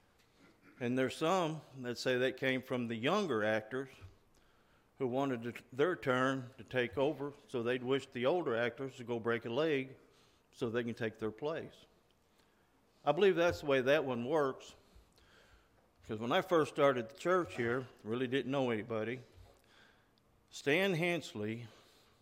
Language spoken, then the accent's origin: English; Oklahoma, United States; growing up in Oklahoma